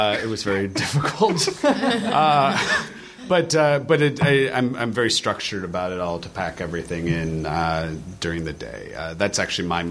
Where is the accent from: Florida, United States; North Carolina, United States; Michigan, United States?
Michigan, United States; now in Los Angeles, United States; I'm from Michigan. It's all blue-collar background